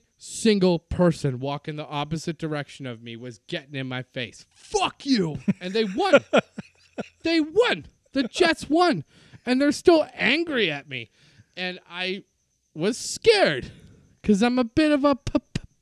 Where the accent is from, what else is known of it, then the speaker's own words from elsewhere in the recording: Winnipeg, Manitoba, Canada; my hometown